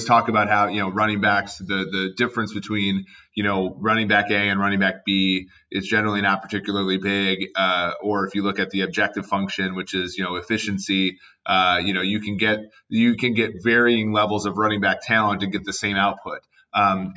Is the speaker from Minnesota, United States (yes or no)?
yes; Minnesota, United States; moved away; growing up in Minnesota